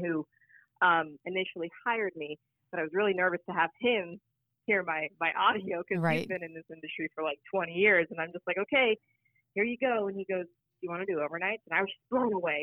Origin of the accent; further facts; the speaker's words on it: Phoenix, Arizona, United States; I'm from Phoenix. I'm born and raised here